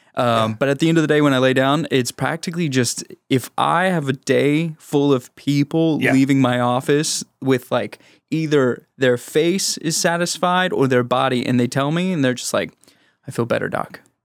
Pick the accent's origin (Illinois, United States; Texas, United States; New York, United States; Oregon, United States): Texas, United States; Houston; I'm from Houston